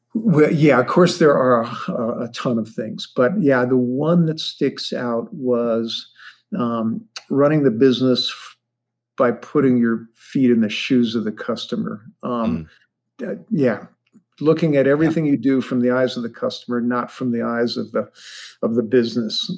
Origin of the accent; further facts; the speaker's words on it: Ohio, United States; I grew up in Ohio.